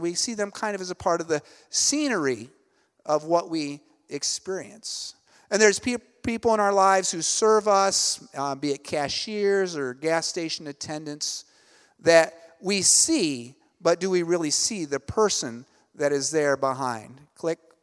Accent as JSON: {"language": "English", "region": "Ohio", "country": "United States", "tie": "born or raised there", "also_born_or_lived": "Elizabeth, New Jersey", "moved": "as an adult", "lives_now": "Cebu, Philippines", "said": "I'm originally from Ohio, so I grew up kind of in, uh, small town, U S"}